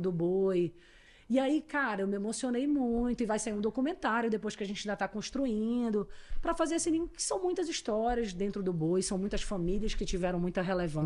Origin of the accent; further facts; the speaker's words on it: Manaus, Amazonas, Brazil; accent: caboquês; also born or lived in São Paulo; eu morei a vida inteira em Manaus